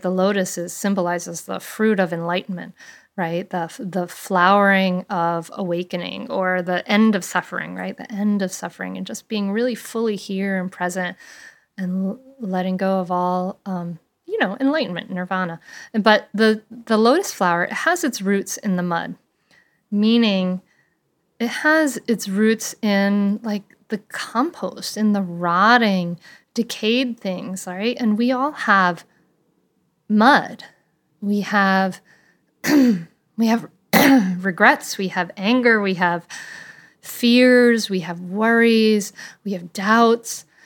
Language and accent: English; Bristol, Rhode Island, United States; the big Fourth of July parade that I grew up with in Bristol, Rhode Island